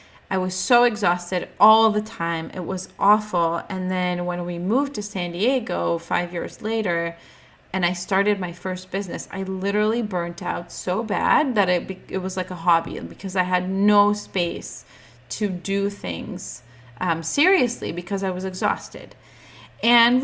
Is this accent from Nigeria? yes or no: no; Ukraine; I was born in the Ukrainian hospital